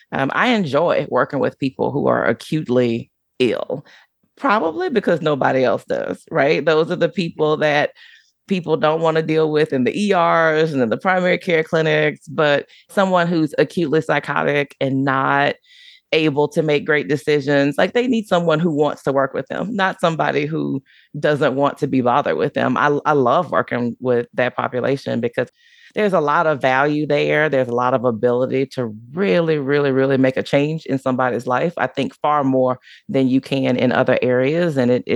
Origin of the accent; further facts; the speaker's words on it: Deep South, United States; Plus, growing up in the Deep South, I grew up in a Black neighborhood, and that's just not something that we did